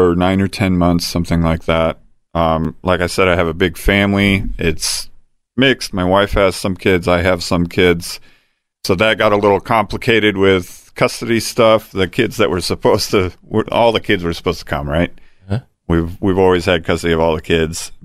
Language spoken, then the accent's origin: English; Fremont, Indiana, United States; moved away as an adult; also born or lived in Angola, Indiana / Denver, Colorado / Elkhart, Indiana / Nappanee, Indiana; now in Fort Wayne, United States; I'm from Northeast Indiana, a little town called Fremont